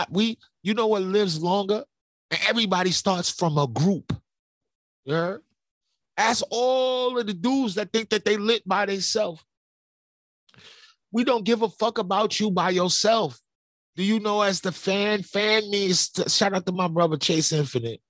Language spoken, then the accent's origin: English; New York City, New York, United States; I'm from Brooklyn.